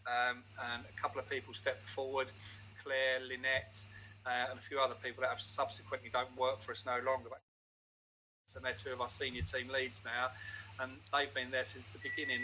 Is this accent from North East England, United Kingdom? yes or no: yes; Newcastle upon Tyne, North East England, United Kingdom; moved away; I come from Newcastle